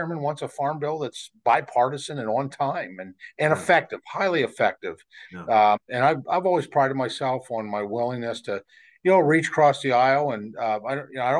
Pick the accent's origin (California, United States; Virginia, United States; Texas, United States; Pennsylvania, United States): Pennsylvania, United States; my home state